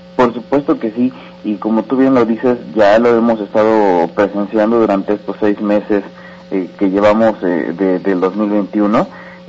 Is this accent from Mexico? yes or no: yes; Mexico; como propio ciudadano como propio mexicano